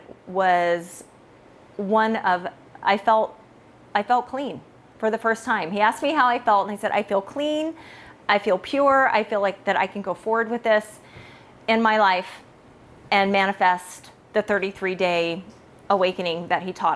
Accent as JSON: {"language": "English", "region": "California", "country": "United States", "said": "I am from California."}